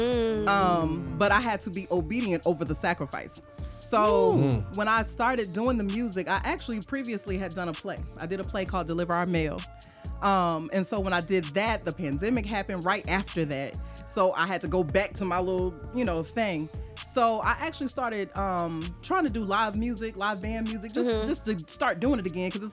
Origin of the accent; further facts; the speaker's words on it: Decatur, Georgia, United States; also born or lived in Stone Mountain, Georgia; I am from east side of Atlanta. I grew up in Decatur. I was raised in Stone Mountain